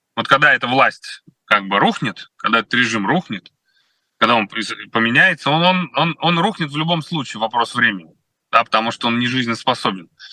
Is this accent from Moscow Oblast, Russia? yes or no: yes; Kolomna, Moscow Oblast, Russia; Коломна, откуда я родом